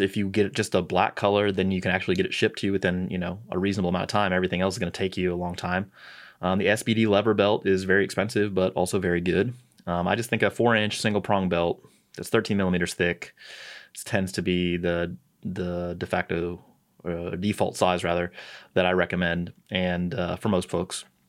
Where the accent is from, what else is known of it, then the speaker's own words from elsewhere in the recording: St. Louis, Missouri, United States; moved away; I'm from St. Louis